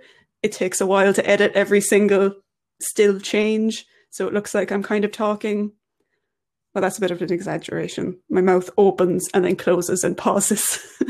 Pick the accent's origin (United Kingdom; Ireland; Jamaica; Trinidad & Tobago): Ireland; I am Irish.